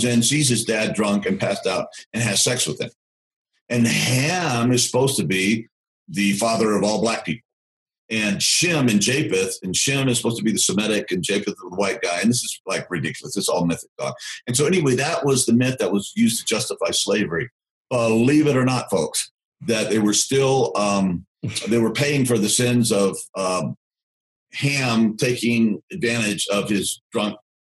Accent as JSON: {"language": "English", "region": "the South", "country": "United States", "said": "I'm from the South, all my ancestors fought in the Confederacy"}